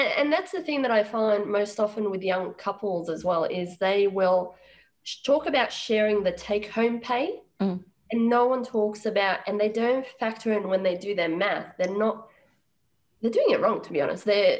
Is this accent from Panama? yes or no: no; Sri Lanka; also born or lived in Uganda; So I was born in Uganda and I did primary school in Sri Lanka.